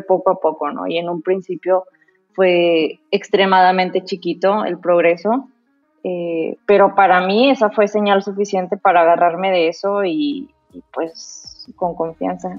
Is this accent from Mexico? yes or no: yes; Mexico